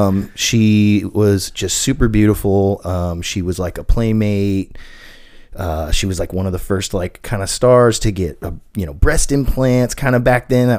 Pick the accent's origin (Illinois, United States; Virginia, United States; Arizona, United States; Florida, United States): Florida, United States; also born or lived in Indiana; now in Nashville, United States; I was born and raised in Florida, but my family is all from Indiana.